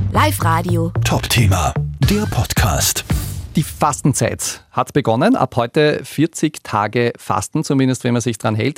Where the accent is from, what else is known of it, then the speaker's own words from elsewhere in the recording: Upper Austria, Austria; bei uns in Oberösterreich